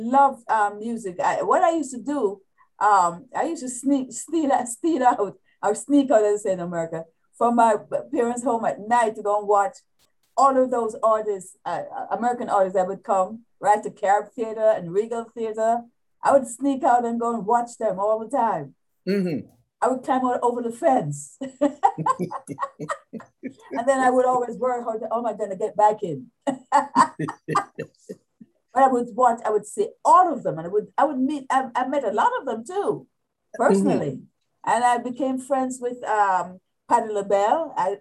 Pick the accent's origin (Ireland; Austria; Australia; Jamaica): Jamaica; Kingston, Saint Andrew Parish; Yes, yes. St. Andrews, Red Hills, huh? Up there, Upper Kirkland.